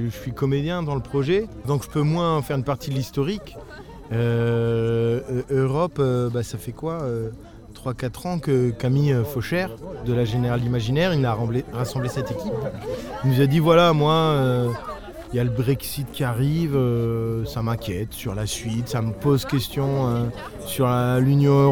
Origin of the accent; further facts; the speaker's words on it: Serbia; born there; Moi je suis né euh, en République fédérative socialiste de Yougoslavie. C'est écrit sur ma carte d'identité à vie. Puis c'est devenu la République fédérale de Yougoslavie. Ensuite ça a été la communauté d'État Serbie-Monténégro. Et maintenant